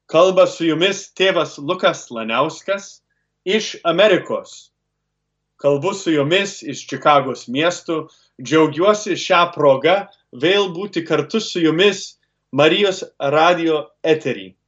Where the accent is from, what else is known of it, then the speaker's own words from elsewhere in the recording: Cleveland, Ohio, United States; augau lietuviškoje šeimoje Klyblendo mieste